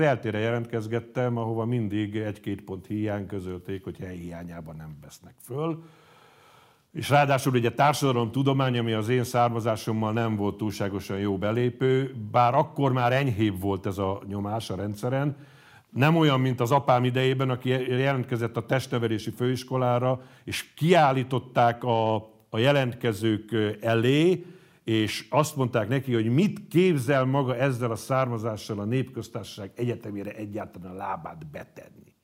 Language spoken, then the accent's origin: Hungarian; Hajdúszoboszló, Hajdú-Bihar, Hungary; also born or lived in Nyírbátor / Gáborján / Nagyrábé / Debrecen; Aztán Nagyrábéra kerültünk, ahol elkezdtem az általános iskolát, és mivel akkor az én édesapám egy mezőgazdasági szakmunkásképző intézetben tanított, amit összevontak a Hajdúszoboszlón működő hasonló intézménnyel, ezért a felső tagozatot már Hajdúszoboszlón jártam, mert oda költöztünk, és gyakorlatilag ott végeztem el az általános iskolát